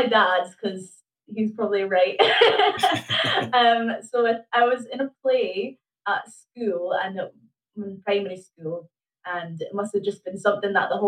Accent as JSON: {"language": "English", "town": "Aberdeen", "region": "Scotland", "country": "United Kingdom", "tie": "born or raised there", "said": "I grew up in Cove Bay"}